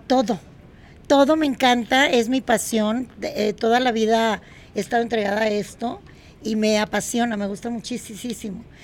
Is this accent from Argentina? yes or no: no; Monterrey, Nuevo León, Mexico; en Monterrey, mi ciudad natal